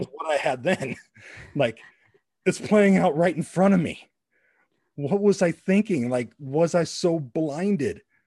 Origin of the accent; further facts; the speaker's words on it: La Puente, California, United States; right down the street from where I grew up in La Puente, California